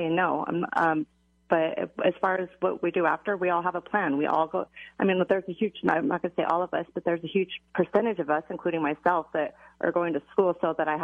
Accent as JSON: {"language": "English", "area": "Lyon County", "region": "Nevada", "country": "United States", "tie": "born or raised there", "also_born_or_lived": "Nye County, Nevada", "said": "I grew up in Lyon County, which is where Dennis, the Bunny Ranch is"}